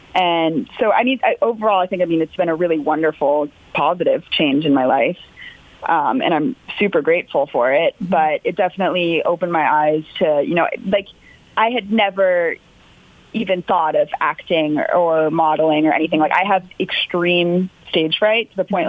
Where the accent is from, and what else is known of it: Sarasota, Florida, United States; born or raised there